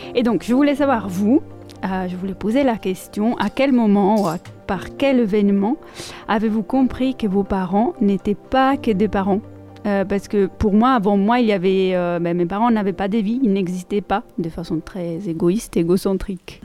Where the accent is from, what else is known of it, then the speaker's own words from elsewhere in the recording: Italy; first language Italian; French is a second language; moved away; je suis italienne, comme euh, je pense vous entendez. Euh, et donc ma langue maternelle, l'italien